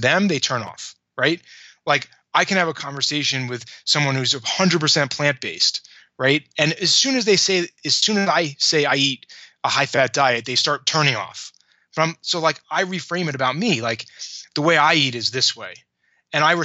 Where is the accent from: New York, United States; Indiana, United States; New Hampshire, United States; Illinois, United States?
New York, United States; I grew up in New York.